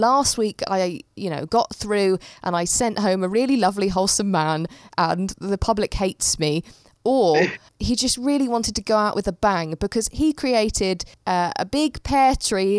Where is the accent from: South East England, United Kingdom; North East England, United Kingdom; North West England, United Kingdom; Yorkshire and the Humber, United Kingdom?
South East England, United Kingdom; Dover; I grew up in Dover